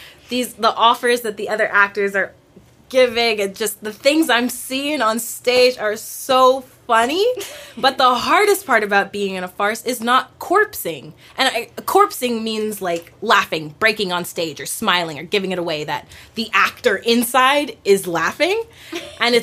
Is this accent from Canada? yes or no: yes; Canada; I'm speaking as a Canadian